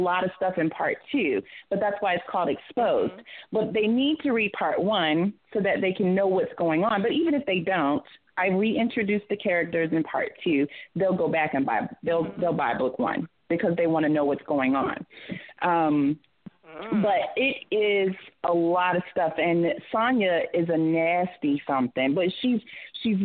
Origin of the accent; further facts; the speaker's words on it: Georgia, United States; now in Atlanta, United States; I'm not originally from Atlanta, but I live here. I am a Georgia peach